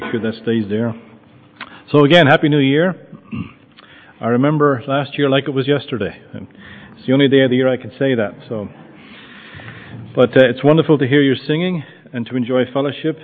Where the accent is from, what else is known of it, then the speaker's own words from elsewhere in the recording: Limerick, Munster, Ireland; moved away as an adult; also born or lived in United States / Douglas, Cork; now in Shanballymore, Ireland; I grew up in Limerick